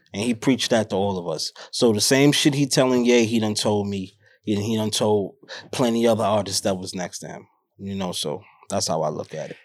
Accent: New York City, New York, United States; born and raised in Harlem

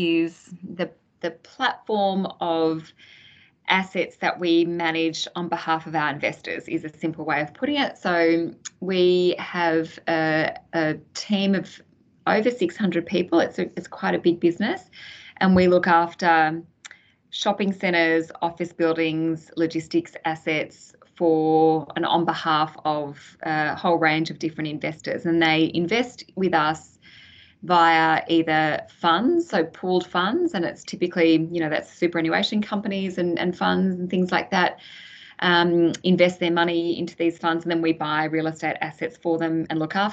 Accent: Sydney, New South Wales, Australia; also born or lived in Canberra / Penrith / Hills District; I grew up in the western suburbs of Sydney, proud Westie

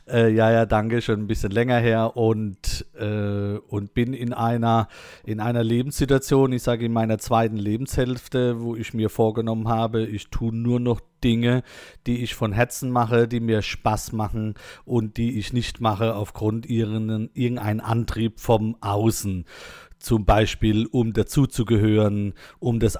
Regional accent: Mannheim, Baden-Württemberg, Germany; accent: Mannheim dialect; äh, nee, nee, bei uns in Monnem, da babbeln wir halt ein bisschen anders da.

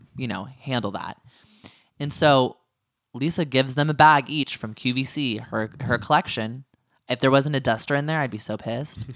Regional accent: Northern California, United States; I just told people I was from California

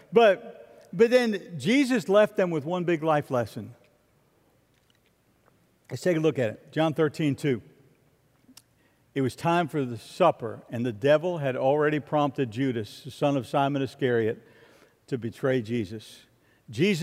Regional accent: Florida, United States; I'm from Florida

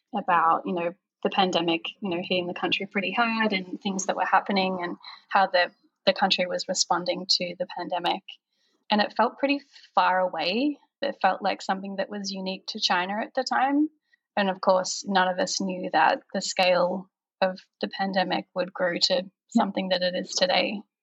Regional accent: Melbourne, Victoria, Australia; moved away as an adult; also born or lived in Europe / Singapore; now in Bay Area, United States; originally from Melbourne, Australia

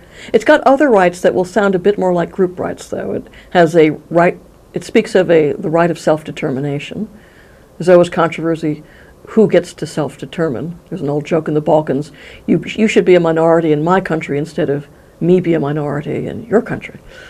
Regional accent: United States; since I'm an American

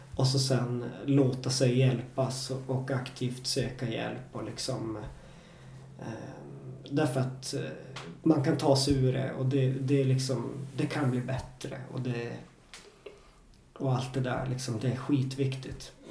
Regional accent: Jokkmokk, Norrbotten County, Sweden; moved away; also born or lived in Stockholm; i Jokkmokk, där jag är uppvuxen

